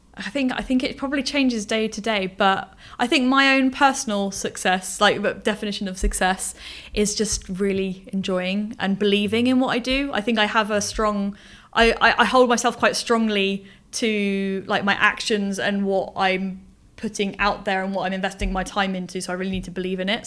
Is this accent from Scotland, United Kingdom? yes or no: no; Portsmouth, South East England, United Kingdom; moved away as an adult; now in Bournemouth, United Kingdom; I've grown up on the south coast. Um, I'm from Portsmouth